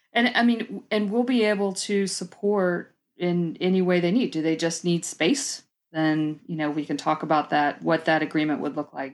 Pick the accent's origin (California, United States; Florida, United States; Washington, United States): Florida, United States; Tampa; moved away as an adult; now in Georgia, United States; I was born and raised in South Florida, actually Tampa, and then spent about twenty years in South Florida on the East Coast